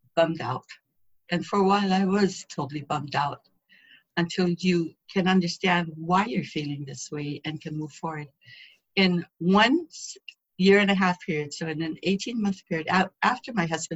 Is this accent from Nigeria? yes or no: no; Lanai, Hawaii, United States; also born or lived in Hana, Hawaii; I grew up here in Lana'i